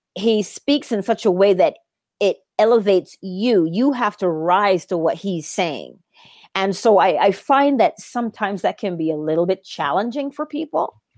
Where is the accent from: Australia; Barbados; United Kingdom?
Barbados; I am also from Barbados, the same tiny island that Neville Goddard was from